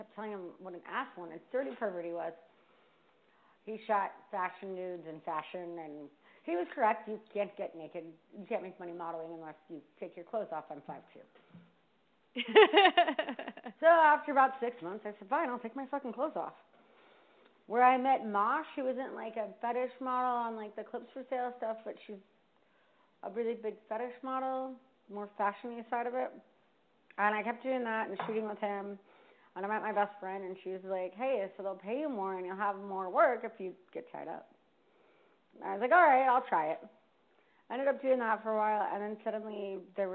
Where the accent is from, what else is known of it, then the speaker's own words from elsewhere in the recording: Vista, California, United States; moved away as an adult; also born or lived in Washington, D.C.; I grew up in Vista